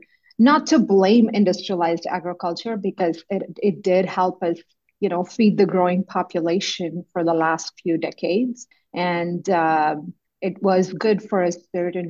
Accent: India; moved away as an adult; also born or lived in Manitoba, Canada / Ontario, Canada; now in Canada; I grew up in India, and I went to an agricultural university for my undergrad in India

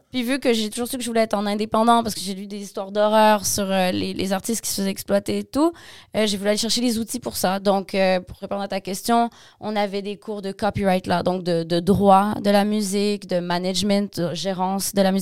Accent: Montreal, Quebec, Canada; also born or lived in Montmagny; OK, donc je suis née à Montmagny. Euh, ma mère est québécoise, mon père est français sénégalais, breton sénégalais.

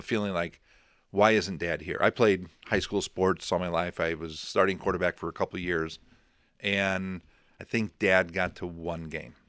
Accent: Crown Point, United States; born or raised there; moved away

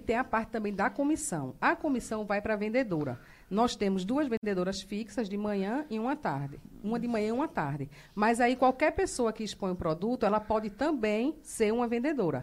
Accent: Northeast Region, Brazil; moved away as an adult; now in Rondonópolis, Brazil; Sou nordestina.

